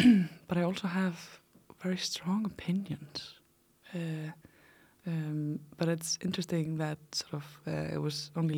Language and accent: English; Iceland; So like I said, I am from Iceland. I have lived in many, many places in Iceland. I had already moved 30 times when I was about 16 years old.